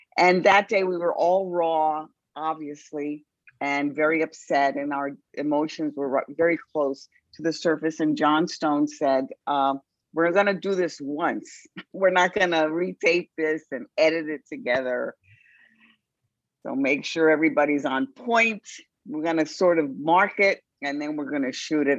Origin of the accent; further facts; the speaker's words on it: New York City, New York, United States; I was from the Bronx